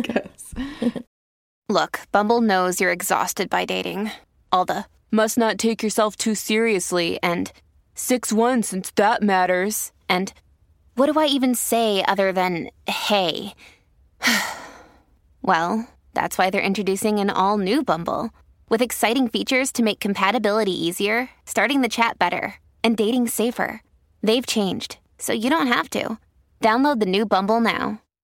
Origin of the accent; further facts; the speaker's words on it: Winston-Salem, North Carolina, United States; moved away as an adult; I'm coming to you live, not actually live, from my hometown where I moved back to. Winston-Salem